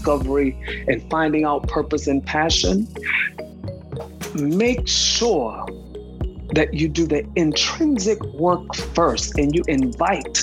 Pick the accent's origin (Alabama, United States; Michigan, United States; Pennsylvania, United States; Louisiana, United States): Louisiana, United States; New Orleans; now in Atlanta, United States; born and raised New Orleans, Louisiana